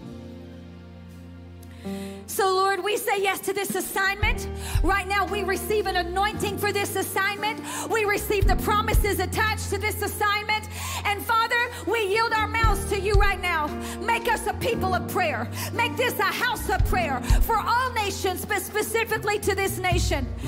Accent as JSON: {"language": "English", "country": "United States", "said": "We grew up in American culture"}